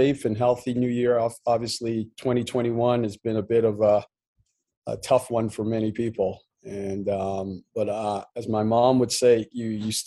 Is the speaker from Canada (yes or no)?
yes; Montreal, Quebec, Canada; also born or lived in Plaisance, Guyana; when we migrated to Montreal, Canada, I was 9. And I obviously growing up in Montreal